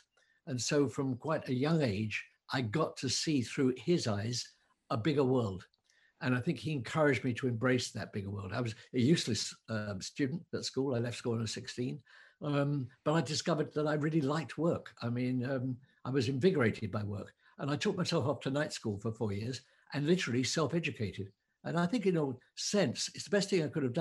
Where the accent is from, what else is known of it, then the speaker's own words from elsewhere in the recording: London, United Kingdom; moved away as an adult; now in West Cork, Ireland; I'm a Londoner, I spent my entire life in cities